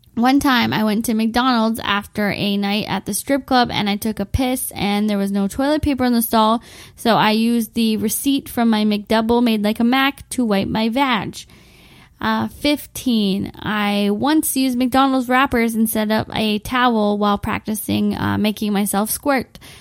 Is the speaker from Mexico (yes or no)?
no; Windsor, Ontario, Canada; my hometown of Windsor, Ontario